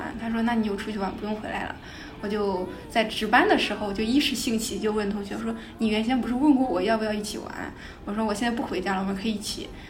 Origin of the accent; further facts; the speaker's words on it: Hebei, China; 我老家河北的。